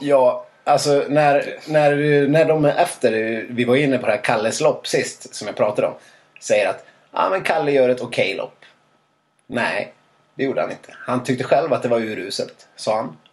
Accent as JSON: {"language": "Swedish", "region": "Dalarna County", "country": "Sweden", "said": "Jag är ju ändå från Dalarna"}